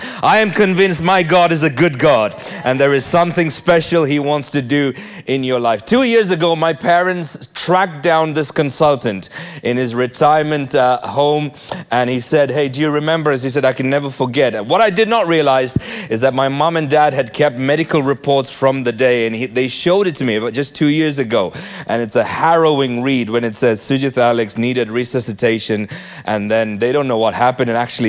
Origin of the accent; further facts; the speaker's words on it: Nigeria; born there; Hey, I was born in Nigeria. Any Nigerians in the house?